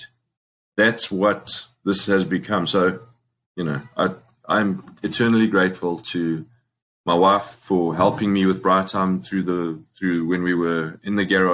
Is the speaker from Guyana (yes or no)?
no; Springs, Gauteng, South Africa; also born or lived in New York; now in United States; I'm from Springs, proudly from Springs